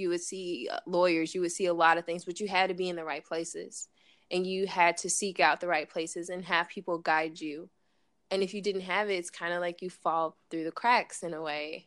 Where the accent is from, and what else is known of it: East St. Louis, Illinois, United States; born or raised there